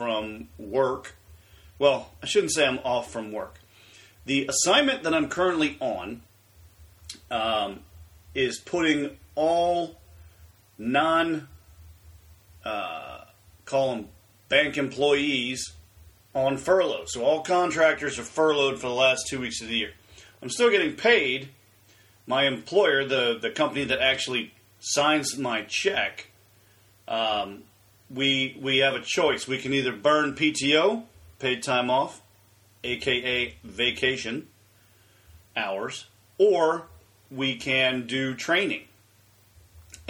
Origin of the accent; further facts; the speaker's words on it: Pinehurst, North Carolina, United States; now in Ohio, United States; I grew up in Pinehurst